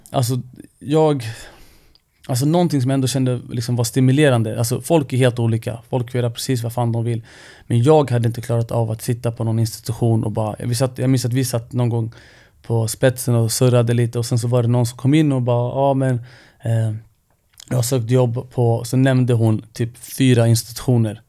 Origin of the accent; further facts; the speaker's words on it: Stockholm, Stockholm County, Sweden; jag är ju född och uppvuxen i Rinkeby